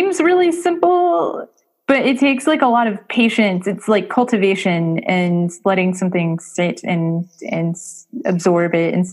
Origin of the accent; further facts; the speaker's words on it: Springfield, Missouri, United States; I'm not from St. Louis. I'm from Springfield, Missouri